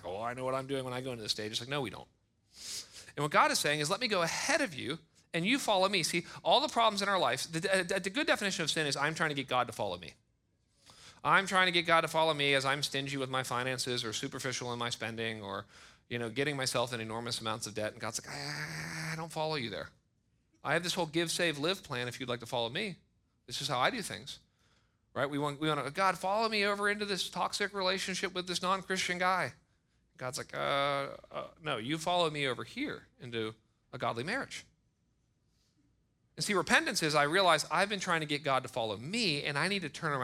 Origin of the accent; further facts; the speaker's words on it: United States; We're American